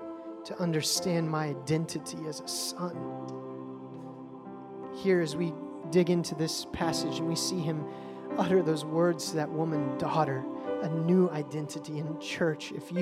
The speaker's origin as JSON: {"language": "English", "town": "Bossier City", "region": "Louisiana", "country": "United States", "tie": "born there", "said": "I was born on Barksdale Air Force Base in Bossier, Louisiana."}